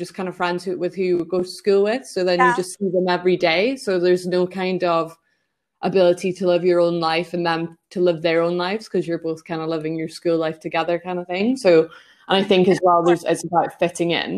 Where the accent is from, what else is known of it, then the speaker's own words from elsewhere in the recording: Scotland, United Kingdom; I'm from Scotland